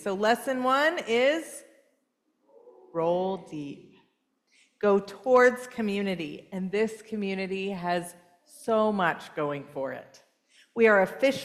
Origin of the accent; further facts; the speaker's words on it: California, United States; moved away; also born or lived in San Francisco Bay Area; I grew up in California. I was raised in Southern California and the Bay Area, both of them